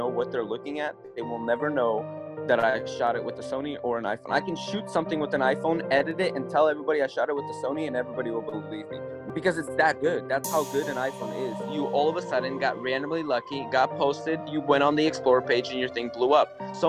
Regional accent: Russia; now in California, United States; I moved here from Russia about 21 years ago and been living my entire life in California.

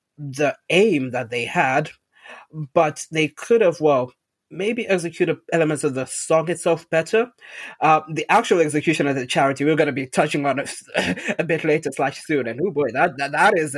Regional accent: Zimbabwe; moved away; when I was growing up in Zimbabwe, we had a fish tank in our house

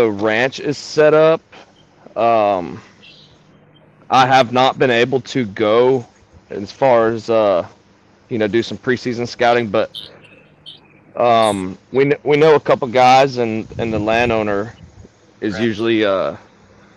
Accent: Clearwater, Florida, United States; I was born down in Clearwater, Florida

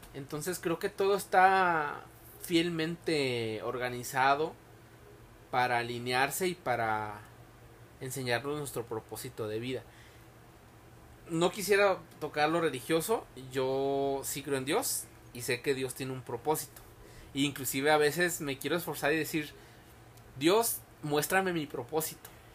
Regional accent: Tepic, Nayarit, Mexico; moved away; soy de Tepic

